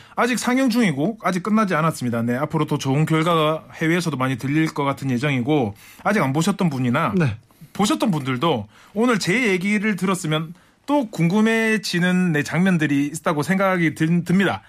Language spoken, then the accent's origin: Korean; Busan, South Korea; moved away as an adult; now in Seoul, South Korea; 제가 사실 부산 출신인데 서울말을